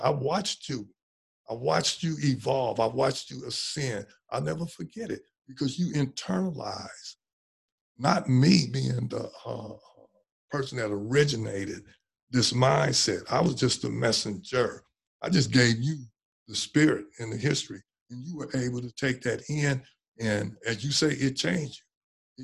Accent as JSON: {"language": "English", "town": "Oakland", "region": "California", "country": "United States", "tie": "born or raised there", "said": "growing up in West Oakland"}